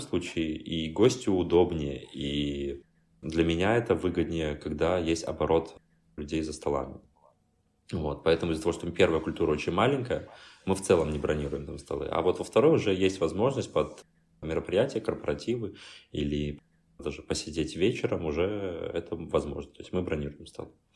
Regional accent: Belarus; moved away as an adult; also born or lived in Minsk, Belarus; now in Warsaw, Poland; мне как белорус

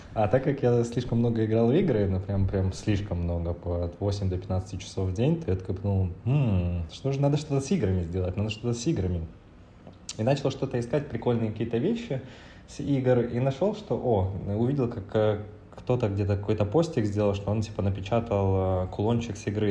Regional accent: Chernivtsi, Chernivtsi Oblast, Ukraine; moved away; родился я в маленьком городе в Украине под названием Черноцы. Это близко к границе Румынии с Молдавией.

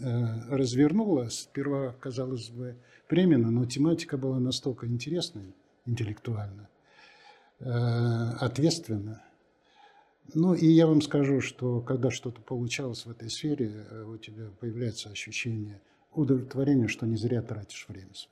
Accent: Russia; also born or lived in United States / Belgium; у нас страна настолько интересная, настолько огромная, настолько разнообразная

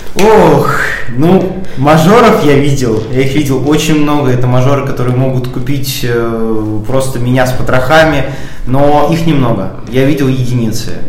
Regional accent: Moscow, Russia; Я москвич, у меня здесь есть дом, у меня есть квартира

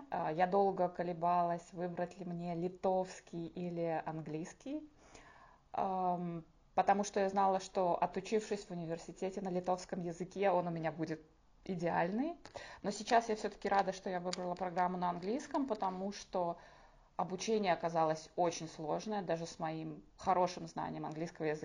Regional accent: Belarus; now in Lithuania; А, да, я эмигрантка из Беларуси. Я в Литве уже живу 6 лет.

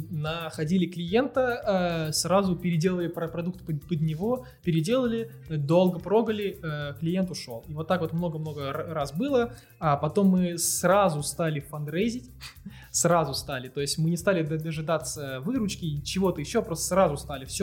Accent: Moscow, Russia; Я москвич.

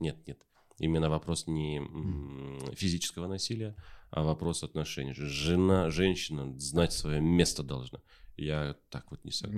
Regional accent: Taraz, Jambyl Region, Kazakhstan; я же сам из Тараза родом

